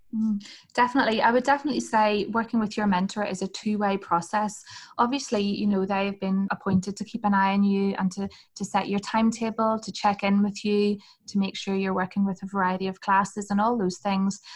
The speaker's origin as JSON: {"language": "English", "town": "Hillsborough", "region": "Northern Ireland", "country": "United Kingdom", "said": "I'm from Northern Ireland, um, and I'm from a place called Hillsborough"}